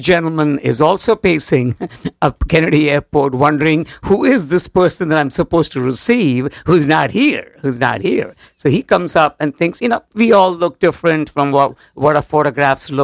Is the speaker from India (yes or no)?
yes; India; moved away as an adult; now in Connecticut, United States; From India. I'm coming from India